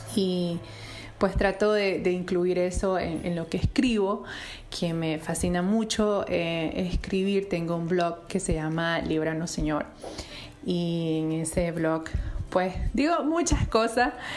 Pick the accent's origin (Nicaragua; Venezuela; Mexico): Nicaragua; Santa Teresa, Carazo; also born or lived in United States; soy nicaragüense, por gracia de Dios. Em, nací en Santa Teresa Carazo y vivo aquí en, Santa Teresa Carazo.